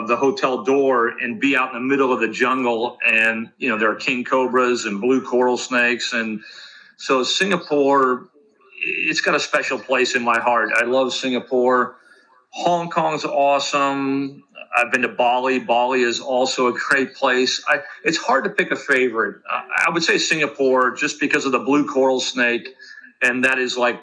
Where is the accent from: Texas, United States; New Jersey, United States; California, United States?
California, United States; Los Angeles; I grew up in Los Angeles in the city